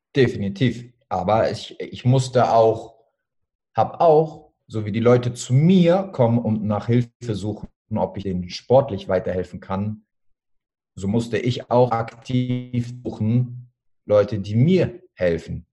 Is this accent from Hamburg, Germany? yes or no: yes; Hamburg, Germany; Ich bin jetzt 33 Jahre alt, ich komme aus Hamburg, ich bin Fitness- und Personal Trainer